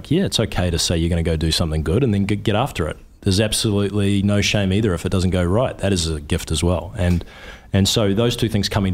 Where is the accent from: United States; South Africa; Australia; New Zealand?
New Zealand; moved away as an adult; I'm a New Zealander.